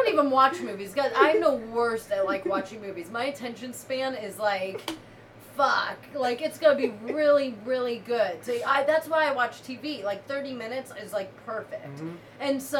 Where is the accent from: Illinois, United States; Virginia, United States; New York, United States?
Virginia, United States; Fairfax County, Northern; moved away; also born or lived in Mesa, Arizona / Nairobi, Kenya; I grew up in the Nova, D.C., Virginia area. Whoop, whoop, Nova. Fairfax County